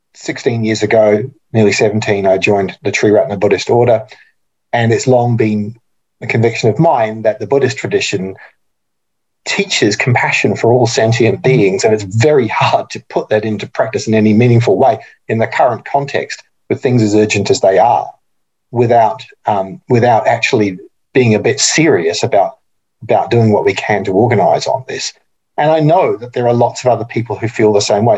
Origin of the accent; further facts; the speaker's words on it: New Zealand; now in Australia; I'm also a New Zealander